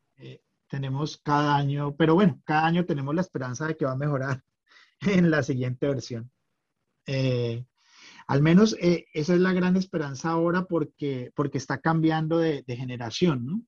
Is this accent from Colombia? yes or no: yes; Cali, Valle del Cauca, Colombia; moved away as an adult; now in Tromsø, Norway; yo soy nacido en Cali, Colombia. hace más de 20 años soy hijo adoptivo de Noruega. hoy vivo en Trumso